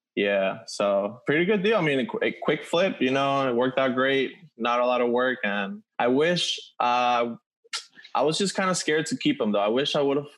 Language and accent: English; Venezuela; moved away; I'm from Venezuela